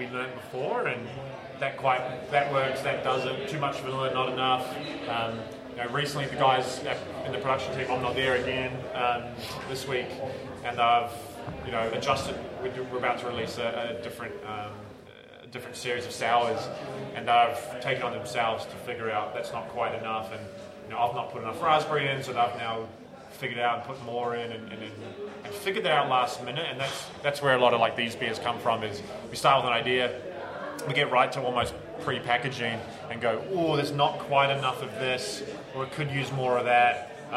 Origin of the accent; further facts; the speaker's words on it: New Zealand; now in Australia; I'm a Kiwi